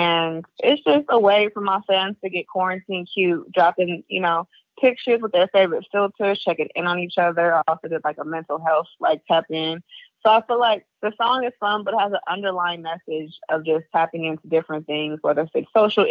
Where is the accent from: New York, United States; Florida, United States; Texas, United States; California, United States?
California, United States; the Bay Area; I'm from the Bay.